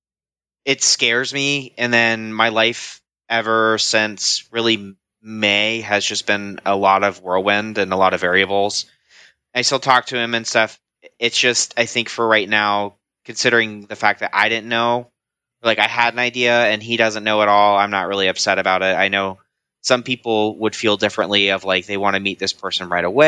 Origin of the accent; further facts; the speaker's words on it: Columbus, Ohio, United States; I am 29 years old now, and I am from Columbus, Ohio